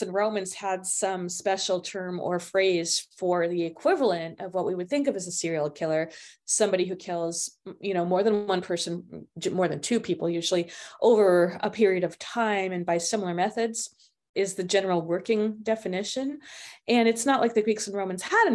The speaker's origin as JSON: {"language": "English", "town": "Los Angeles", "region": "California", "country": "United States", "tie": "born or raised there", "said": "I grew up in Los Angeles in the 1960s and 70s"}